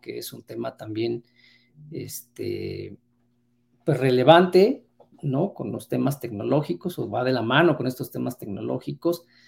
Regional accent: Mexico

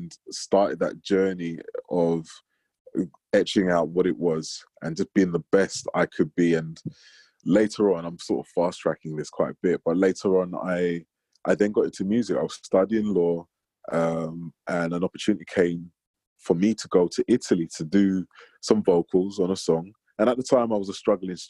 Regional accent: London, United Kingdom; I grew up in North London in the 80s

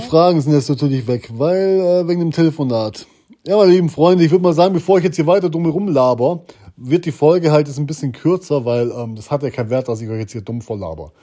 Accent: Germany; wir kommen vom äh, Bodensee

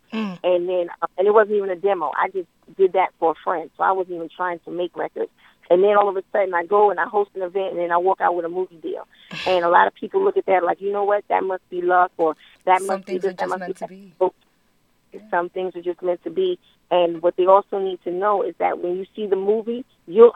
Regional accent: New York City, New York, United States; I'm from Queensbridge, so we got a little bit of everything. And I'm a native New Yorker

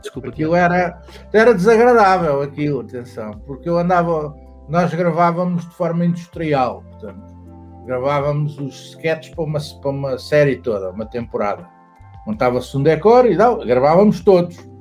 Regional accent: Saloio, Lisbon, Portugal; Eu sou saloio, mas eu tenho, tenho casa no Alentejo

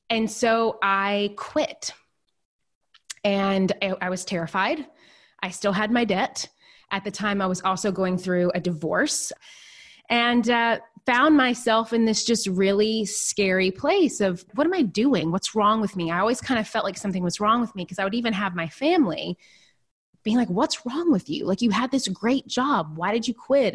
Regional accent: Nashville, Tennessee, United States; moved away as an adult; also born or lived in New York City; I'm originally from a really small town in Tennessee, and then I grew up in Nashville

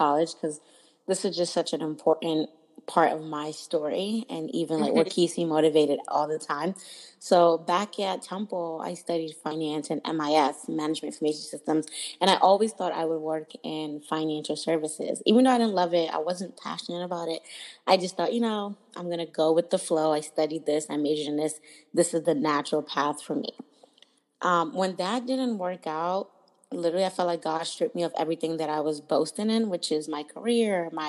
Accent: Lagos, Nigeria; also born or lived in New York / Maryland / Washington, D.C. / Philadelphia; now in Oakland, United States; I was born and raised in Lagos, Nigeria

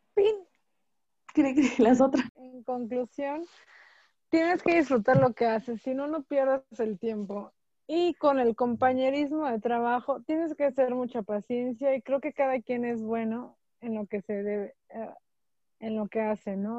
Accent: Mexico; somos muy, el mexicano es muy unido

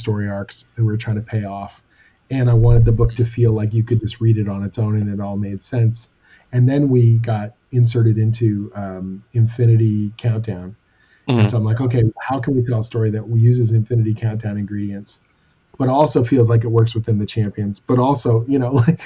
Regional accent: Canada; I'm Canadian

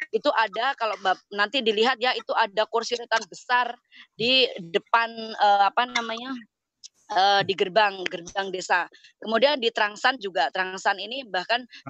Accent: Ngawi, East Java, Indonesia; moved away; also born or lived in Germany; saya aslinya dari Ngawi

